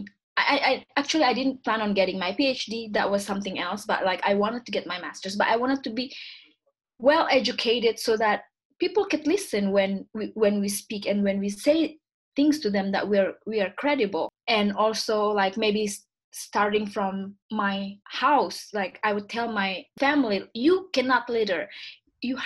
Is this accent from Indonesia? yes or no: yes; Indonesia; English is a second language; also born or lived in Vancouver, Canada; now in Montreal, Canada; I was born and raised in Indonesia